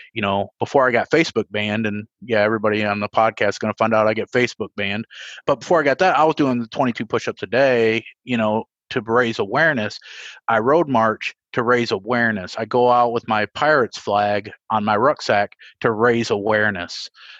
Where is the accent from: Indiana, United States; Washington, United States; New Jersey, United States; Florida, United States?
Indiana, United States; Evansville; I'll keep my hometown public so people can see where I'm from. Evansville, Indiana